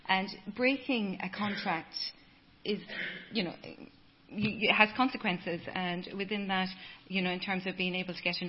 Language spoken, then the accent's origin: English; Ireland; moved away as an adult; now in Dubai, United Arab Emirates; So it also affects our reputation as Irish employees there.